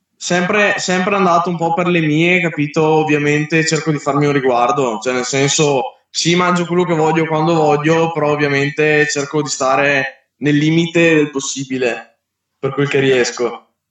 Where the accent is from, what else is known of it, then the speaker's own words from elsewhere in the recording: Verona, Veneto, Italy; Io sono di Verona